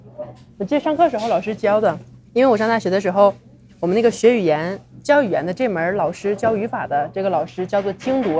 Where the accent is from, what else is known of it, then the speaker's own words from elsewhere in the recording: China; now in Mexico; 看着我是中国人